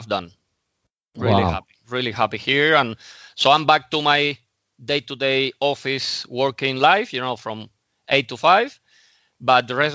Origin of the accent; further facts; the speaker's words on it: Havana, Cuba; moved away as an adult; also born or lived in Moscow, Russia / Mallorca; now in Spain; So I actually grew up in Havana, in Cuba, for 28 years.